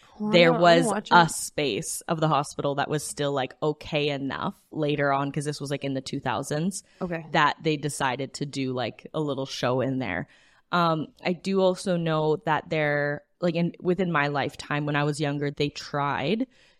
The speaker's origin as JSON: {"language": "English", "town": "Edmonton", "region": "Alberta", "country": "Canada", "tie": "born or raised there", "said": "It is also partially where I grew up. Yep. I am from the Edmonton area"}